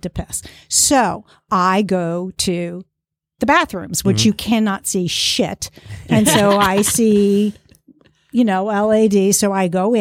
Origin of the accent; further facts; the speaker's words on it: New York City, New York, United States; moved away as an adult; I am originally from New York, Queens. and grew up in Queens, raised my kids almost in Queens, and we moved down here when my oldest was about 10